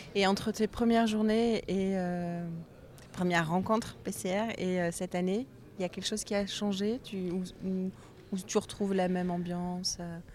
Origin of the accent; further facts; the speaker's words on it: Bordeaux, Nouvelle-Aquitaine, France; en tant que bordelaise